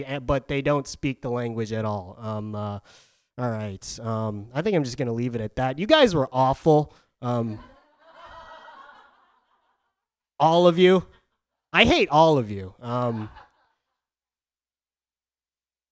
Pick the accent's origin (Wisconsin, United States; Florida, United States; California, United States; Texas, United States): California, United States; Southern; now in San Francisco, United States; I'm from Southern California